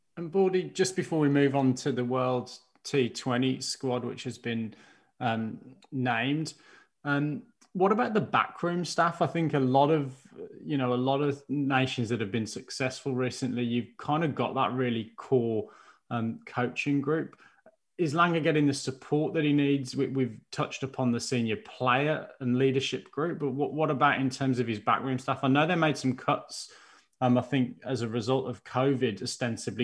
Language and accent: English; Birmingham, West Midlands, United Kingdom; I'll be rooting for my hometown Birmingham boys